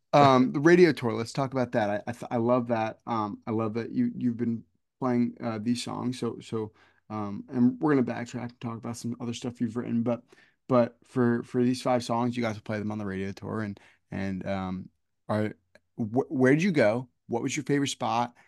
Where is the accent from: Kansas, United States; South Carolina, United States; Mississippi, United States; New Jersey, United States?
New Jersey, United States; I grew up here in New Jersey